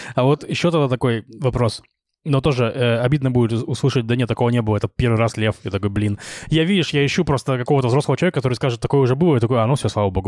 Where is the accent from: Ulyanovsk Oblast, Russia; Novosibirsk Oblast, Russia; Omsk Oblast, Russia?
Novosibirsk Oblast, Russia; Novosibirsk; moved away as an adult; now in Israel; приезжал в родной Новосибирск